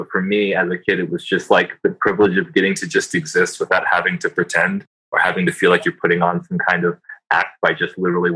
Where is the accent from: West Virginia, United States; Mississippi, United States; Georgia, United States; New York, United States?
Georgia, United States; Atlanta; now in Seattle, United States; I'm from Atlanta, Georgia. I grew up there. I lived there since I was like 7